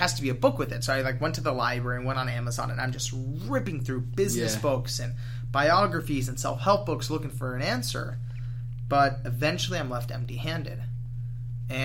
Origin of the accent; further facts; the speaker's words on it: Los Angeles, California, United States; I grew up